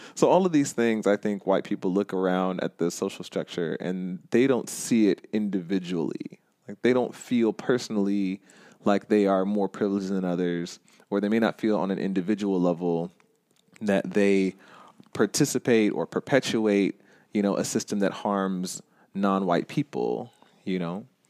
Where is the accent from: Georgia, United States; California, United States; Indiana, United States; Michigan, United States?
Georgia, United States; Stone Mountain; it is in my hometown